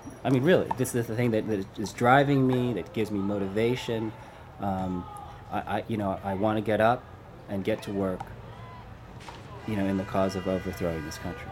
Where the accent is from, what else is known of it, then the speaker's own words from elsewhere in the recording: United States; an American leftist